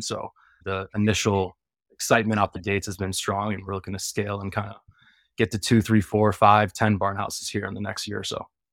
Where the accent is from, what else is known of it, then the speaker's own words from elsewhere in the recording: Chicago, Illinois, United States; I'm from Chicago